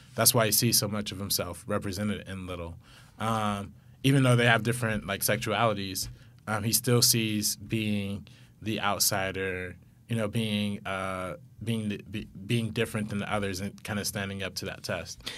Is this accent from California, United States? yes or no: yes; Compton, California, United States; we're both from Compton, so, like, we live right down the street from each other